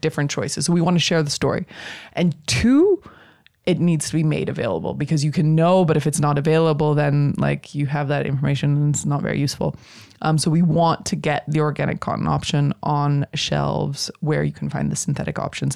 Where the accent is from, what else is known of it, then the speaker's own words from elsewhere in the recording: United States; now in Netherlands; I'm an American